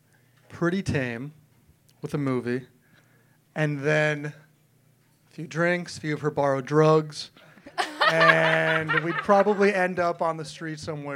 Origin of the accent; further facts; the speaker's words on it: Miami, Florida, United States; I'm from like Miami area.